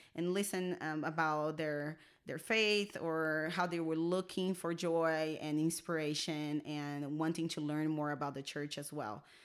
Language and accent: English; Brazil; English is a second language; moved away as an adult; now in Salt Lake City, United States; so I actually am born and raised in Brazil. Lived there until I was twenty-one.